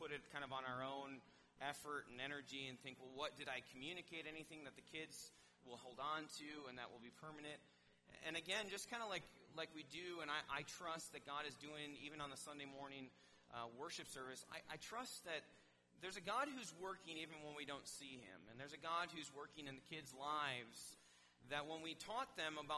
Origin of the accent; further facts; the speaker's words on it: Wisconsin, United States; moved away; I'm from Wisconsin